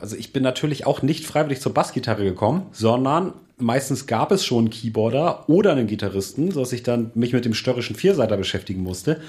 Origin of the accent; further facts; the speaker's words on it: Hamburg, Germany; ich in meiner Heimatstadt Hamburg studierte